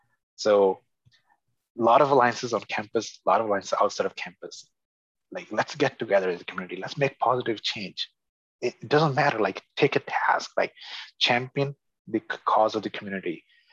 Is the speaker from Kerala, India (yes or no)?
no; Punjab, India; And I know Hindi just pretty much as well as I know Punjabi, having been born and raised in Punjab.